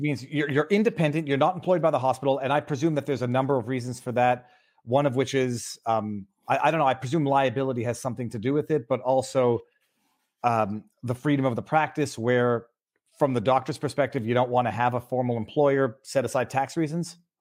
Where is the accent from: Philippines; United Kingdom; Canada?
Canada; I'm from Canada